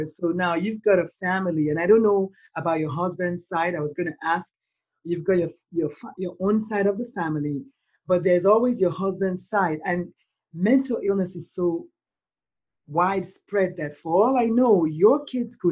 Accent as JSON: {"language": "English", "country": "Nigeria", "said": "I'm Black, I'm Nigerian, and I come from a country where the conversation about mental illness, first of all, is like non-existent"}